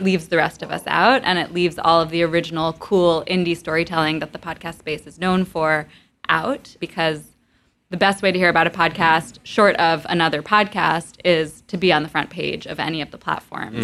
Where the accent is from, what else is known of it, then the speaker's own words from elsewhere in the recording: Montclair, New Jersey, United States; moved away as an adult; also born or lived in East Village, New York / Providence, Rhode Island; now in New York, United States; I was born in the East Village, but I grew up mostly in Montclair, New Jersey